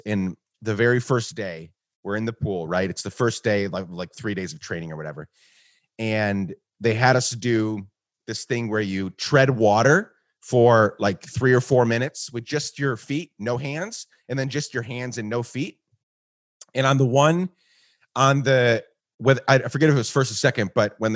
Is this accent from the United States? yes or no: no; Guatemala; I grew up in Guatemala